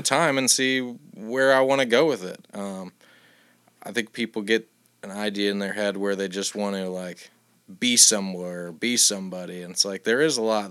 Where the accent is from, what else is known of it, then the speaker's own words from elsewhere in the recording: Iowa City, Iowa, United States; I'm from Iowa City